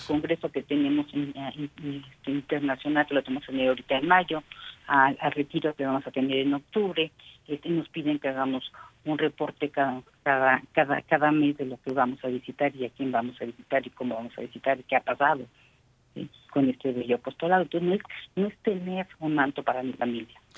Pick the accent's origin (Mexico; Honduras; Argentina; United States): Mexico; como mexicanos